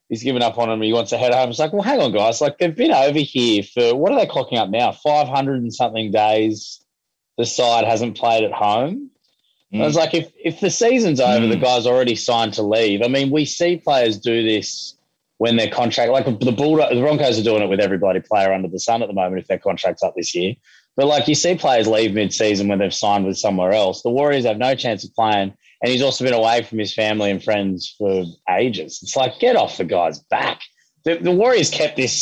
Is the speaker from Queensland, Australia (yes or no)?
yes; Queensland, Australia; as a Queenslander.